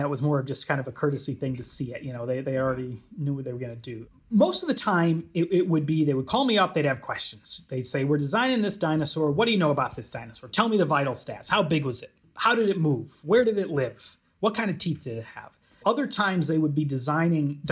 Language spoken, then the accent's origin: English; Chicago, Illinois, United States; moved away as an adult; now in Edinburgh, United Kingdom; I'm American. I grew up around Chicago, but I've been for about the past decade here at the University of Edinburgh in Scotland